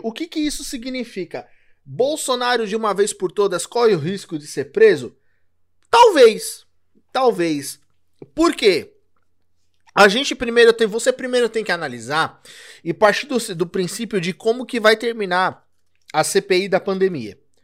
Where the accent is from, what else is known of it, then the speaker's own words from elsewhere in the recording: São Paulo, Brazil; eu sou de São Paulo.